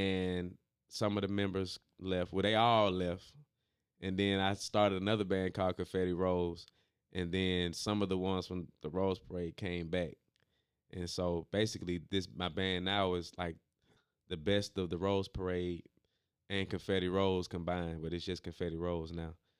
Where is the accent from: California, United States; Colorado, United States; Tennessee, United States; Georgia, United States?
Georgia, United States; Stone Mountain; also born or lived in Decatur, Georgia; Grew up in Stone Mountain, but I was born in Decatur and then moved back to Decatur